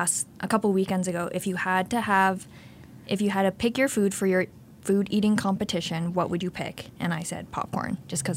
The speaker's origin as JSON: {"language": "English", "town": "Belleville", "region": "Ontario", "country": "Canada", "tie": "born or raised there", "also_born_or_lived": "Thunder Bay / Kingston / Havelock", "said": "I ended up in Belleville when I was in grade 5. So I call Belleville my hometown."}